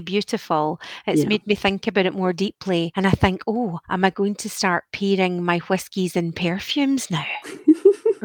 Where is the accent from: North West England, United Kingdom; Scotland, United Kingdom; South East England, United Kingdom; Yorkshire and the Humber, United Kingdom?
Scotland, United Kingdom; growing up in Scotland with our kind of cold and often damp climate